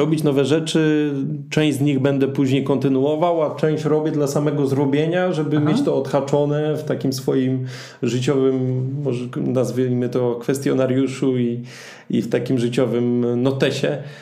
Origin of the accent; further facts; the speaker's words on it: Zabrze, Silesian Voivodeship, Poland; ja dokładnie akurat jestem z Zabrze